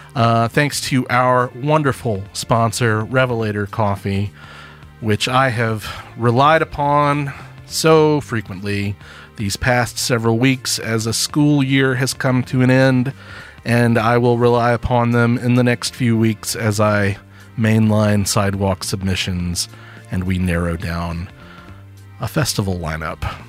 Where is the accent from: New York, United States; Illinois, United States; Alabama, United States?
Alabama, United States; Birmingham; also born or lived in Tuscaloosa, Alabama; I grew up in Birmingham